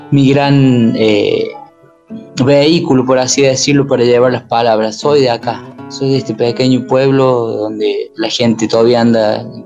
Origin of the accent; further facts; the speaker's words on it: Córdoba, Argentina; Y bueno, cerca de mi tierra, que está la sierra, acá nomás un par de horitas y yendo y viniendo entre los dos lugares, y siempre acá en Córdoba, entre los valles, como los pájaros